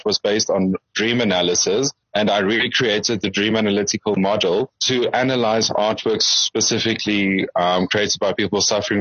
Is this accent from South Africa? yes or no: yes; Springs, Gauteng, South Africa; now in Johannesburg, South Africa; I am a small town boy. I come from Springs, and then I moved to Johannesburg.